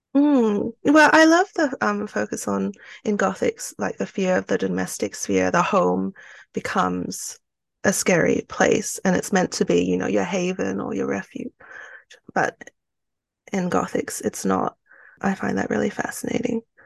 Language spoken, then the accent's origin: English; Australia; also born or lived in Malaysia; I was born in Malaysia, um, to two Chinese parents. So I'm ethnically Chinese. And then we migrated to Australia when I was, um, quite young